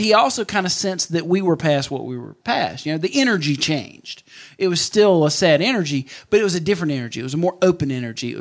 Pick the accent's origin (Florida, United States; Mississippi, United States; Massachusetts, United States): Mississippi, United States; about 45 minutes from my hometown at the Neshoba County Fair